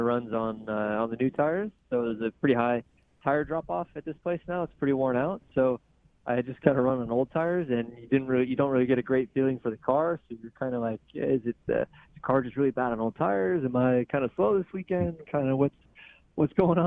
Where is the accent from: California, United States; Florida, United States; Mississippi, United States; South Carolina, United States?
California, United States; Sonoma area, Northern; moved away as an adult; now in East Coast, United States; I'm a NorCal guy. I grew up in Sonoma area